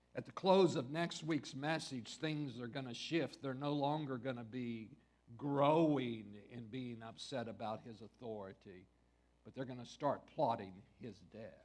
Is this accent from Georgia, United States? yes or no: no; West Texas, United States; I grew up in West Texas